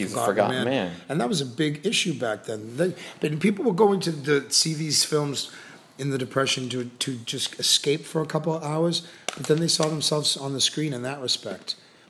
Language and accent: English; Boston, Massachusetts, United States; now in Miami Beach, United States; I'm from Boston.